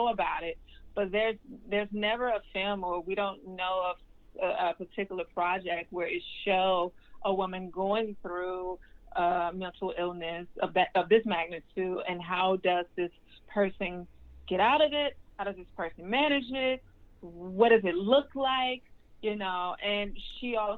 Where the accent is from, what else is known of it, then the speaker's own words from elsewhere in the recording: Birmingham, Alabama, United States; moved away; I'm from Birmingham, Alabama